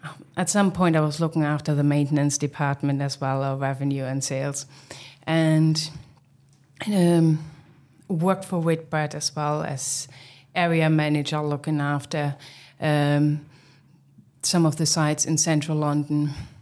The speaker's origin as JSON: {"language": "English", "region": "East Germany", "country": "Germany", "second_language": "English", "moved": "yes", "said": "Yeah, I mean, I'm originally from Germany, from East Germany. And I think I started off as a kitchen porter back in the days as a teenager."}